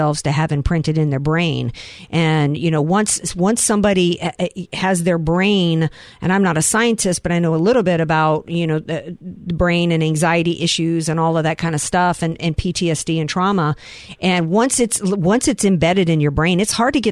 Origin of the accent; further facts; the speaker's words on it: the South, United States; I come from the South